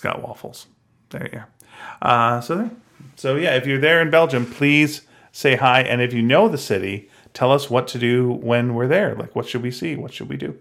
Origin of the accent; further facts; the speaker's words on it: Canada; we're from Canada